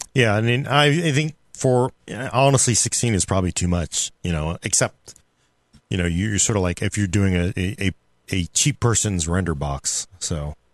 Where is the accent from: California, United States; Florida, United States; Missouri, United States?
California, United States; Oakland; born or raised there